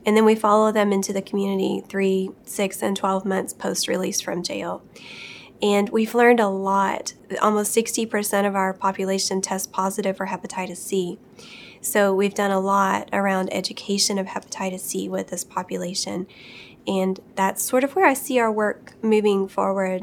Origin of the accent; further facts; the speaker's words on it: Appalachia, United States; I'm from Appalachia.